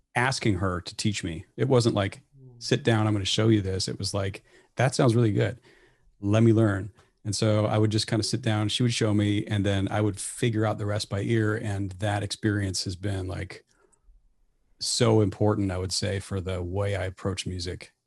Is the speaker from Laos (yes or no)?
no; Bellevue, Nebraska, United States; also born or lived in Saint Cloud, Minnesota; We ended up in Bellevue, Nebraska, which is the home of Strategic Air Command, when I was four. So that's actually where I ended up growing up all the way through high school.